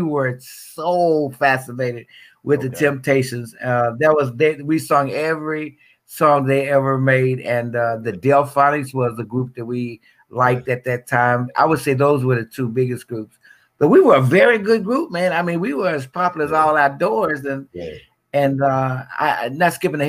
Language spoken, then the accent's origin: English; Memphis, Tennessee, United States; I'm from South Memphis. Originally grew up. I've lived in Memphis all my life